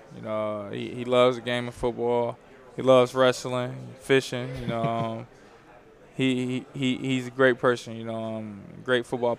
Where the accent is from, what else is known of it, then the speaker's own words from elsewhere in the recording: Youngstown, Ohio, United States; moved away as an adult; now in Kentucky, United States; I'm from Youngstown, Ohio